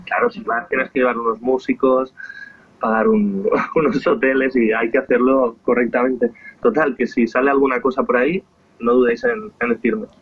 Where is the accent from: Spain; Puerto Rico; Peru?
Spain; Esplugues de Llobregat, Catalonia; Soy de Esplugas, nací en esta ciudad